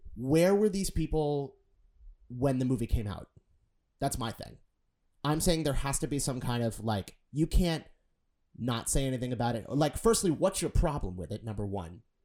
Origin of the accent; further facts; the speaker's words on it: Boston, Massachusetts, United States; I'm from Boston